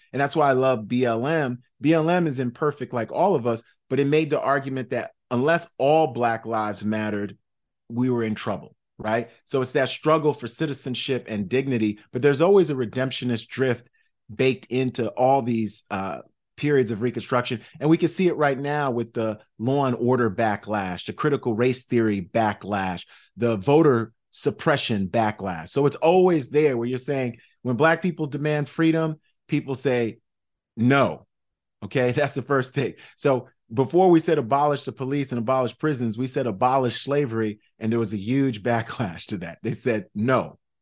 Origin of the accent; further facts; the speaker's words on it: New York City, New York, United States; also born or lived in Manhattan / Brooklyn; I'm from South Side, Jamaica, Queens, you know, born in Manhattan, toddlered in Brooklyn and raised in Queens. So I'm New York City just through and through.